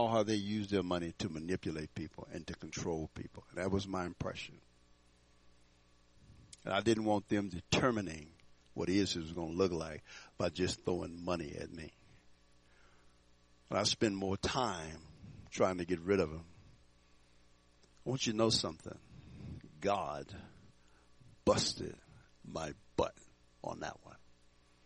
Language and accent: English; Houston, Texas, United States; now in Fort Collins, United States; I grew up in Houston, Texas